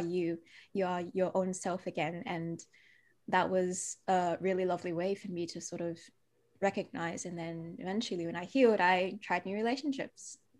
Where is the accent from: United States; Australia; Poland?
Australia; Perth, Western Australia; accent: Aussie; also born or lived in Malaysia; I was born in Malaysia, but I came to Australia when I was two years old